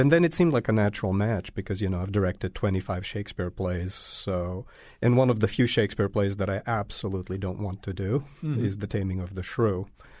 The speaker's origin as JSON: {"language": "English", "region": "Belgrade", "country": "Serbia", "tie": "born or raised there", "moved": "yes", "lives_now": "United States", "said": "Yeah, I was born in Belgrade and the families from all over the country."}